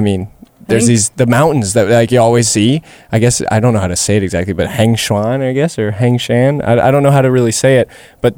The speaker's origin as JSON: {"language": "English", "town": "Guelph", "region": "Ontario", "country": "Canada", "said": "I'm from Guelph, so I love Guelph"}